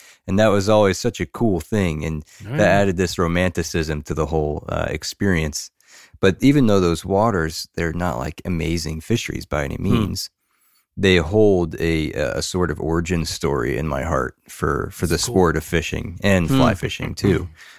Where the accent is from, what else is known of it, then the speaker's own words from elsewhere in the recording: Pennsylvania, United States; Like I grew up in Southeast Pennsylvania, and there's very, very little wild trout water, mostly stocked.